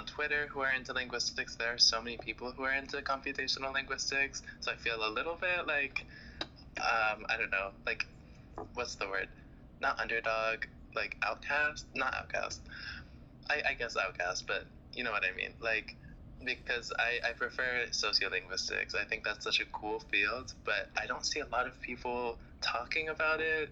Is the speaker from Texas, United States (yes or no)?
no; Orlando, Florida, United States; I'm from Orlando, Florida, here in the U.S.